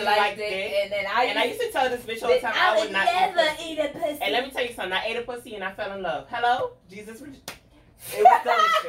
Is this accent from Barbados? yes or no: yes; Barbados; moved away; I'm from Barbados, born and raised.